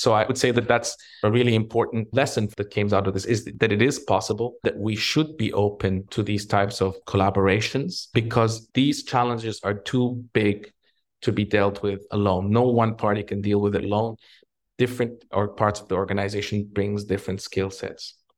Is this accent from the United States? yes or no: no; Egypt; moved away; also born or lived in Canada; I'm originally from, from Egypt, but I'm also Canadian, and I lived in both countries.